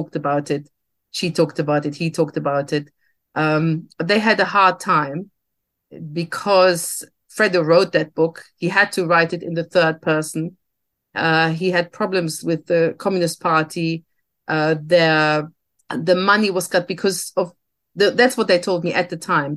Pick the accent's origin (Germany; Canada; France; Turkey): Germany; I grew up in Germany as a daughter of two survivors because my parents emigrated to Germany in the 60s